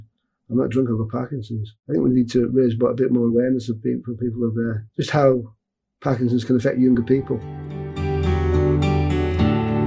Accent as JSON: {"language": "English", "town": "Carlisle", "region": "North West England", "country": "United Kingdom", "said": "I'm from Carlisle in Cumbria, which is north of England."}